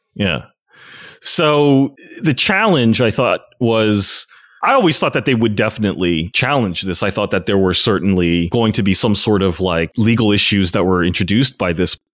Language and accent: English; United States; I never feel more as Chinese American